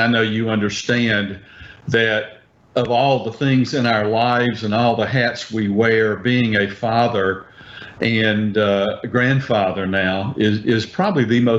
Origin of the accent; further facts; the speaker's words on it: Pascagoula, Mississippi, United States; I grew up in Pascagoula. I was probably in 10th grade when Camille hit